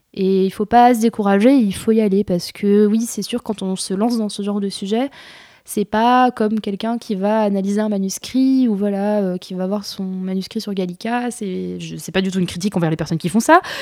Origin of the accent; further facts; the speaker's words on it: Jura, Bourgogne-Franche-Comté, France; suis du Jura de base. Du coup, j'aimerais bien travailler aussi sur la Franche-Comté, qui est ma région d'origine